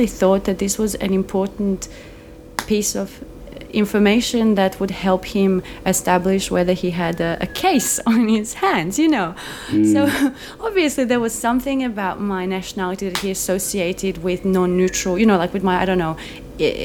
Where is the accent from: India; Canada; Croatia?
Croatia; now in Melbourne, Australia; my hometown in Croatia